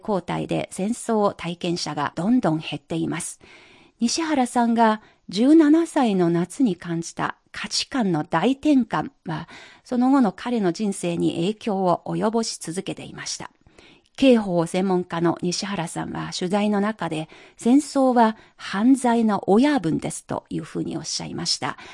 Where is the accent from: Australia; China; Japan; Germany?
China; 私たち中国人